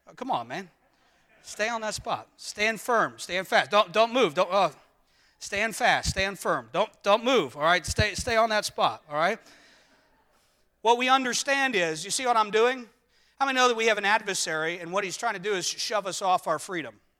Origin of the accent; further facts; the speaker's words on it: United States; us as Americans